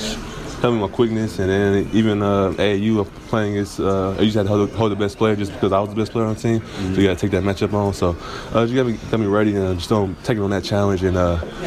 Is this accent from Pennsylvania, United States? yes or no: no; Milwaukee, Wisconsin, United States; growing up in Milwaukee, you got a lot of small guards that can quick, so I had to hold guys like that.